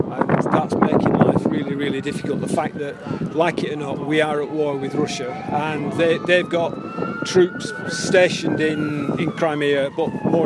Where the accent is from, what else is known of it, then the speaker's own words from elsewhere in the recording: Oldham, North West England, United Kingdom; accent: northern English; My parents moved to Oldham. Right. So I was born and bred in Oldham, so I'm an Oldham Athletic fan.